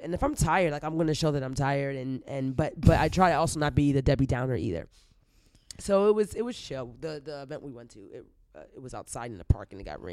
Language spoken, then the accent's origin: English; Northern Virginia, United States; now in New York, United States; I'm from Northern Virginia, but my parents are from Trinidad and Tobago